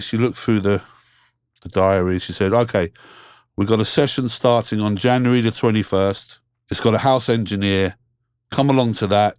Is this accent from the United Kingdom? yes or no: yes; London, United Kingdom; I grew up here in London, England. Been here my whole life